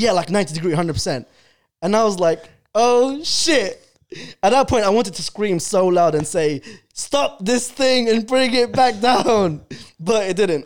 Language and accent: English; London, United Kingdom; English is a second language; I came to London in two thousand and two. I went to primary school and I didn't speak English